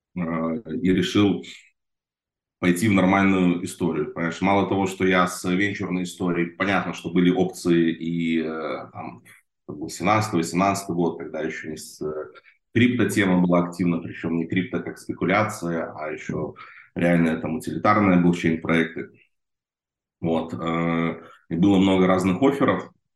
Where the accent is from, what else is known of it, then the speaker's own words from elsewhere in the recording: Belarus; moved away as an adult; now in Israel; я же с Беларуси сам родом, вот, в те годы я жил в Беларуси